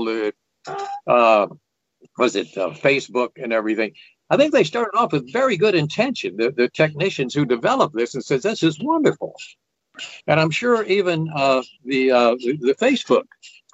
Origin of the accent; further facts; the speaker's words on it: southwest Virginia, United States; moved away as an adult; now in New Jersey, United States; the southwest corner of Virginia where I'd gone to high school